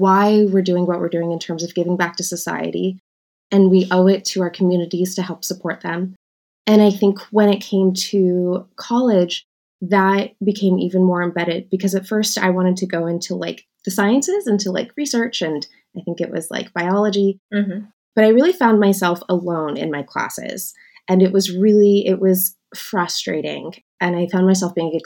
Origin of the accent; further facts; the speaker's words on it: San Diego, California, United States; I am from San Diego, California. I grew up actually in a suburb